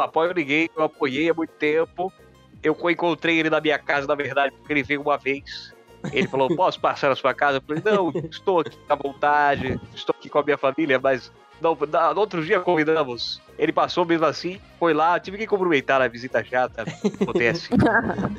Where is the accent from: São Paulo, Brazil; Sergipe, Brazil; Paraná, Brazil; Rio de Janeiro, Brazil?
Sergipe, Brazil; Aracaju; Eu sou de Aracaju